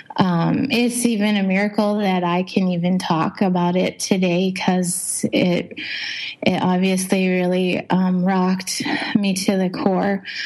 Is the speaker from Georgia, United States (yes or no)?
no; Montana, United States; moved away as an adult; also born or lived in Ripon, Wisconsin / Jamestown, North Dakota; now in Indonesia; I was I was born in Montana